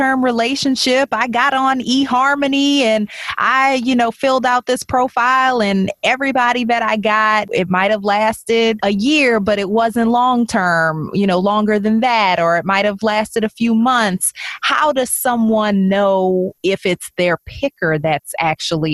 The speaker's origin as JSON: {"language": "English", "town": "New Orleans", "region": "Louisiana", "country": "United States", "tie": "born or raised there", "also_born_or_lived": "Baltimore / Chicago / Dallas", "moved": "as an adult", "said": "my hometown of New Orleans"}